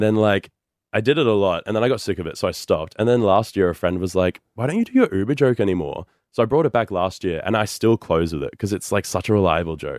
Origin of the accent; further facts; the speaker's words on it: Brisbane, Queensland, Australia; moved away as an adult; also born or lived in New York City, United States; I grew up in the Redlands, which is, like, like Bayside suburbs